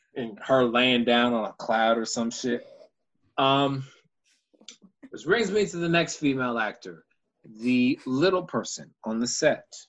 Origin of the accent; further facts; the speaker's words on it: Houston, Texas, United States; my hometown of Houston